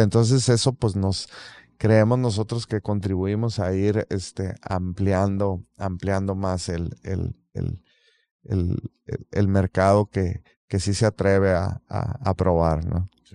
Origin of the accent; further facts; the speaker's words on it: Mexico; mexicanos que sabemos hacer muy buena cerveza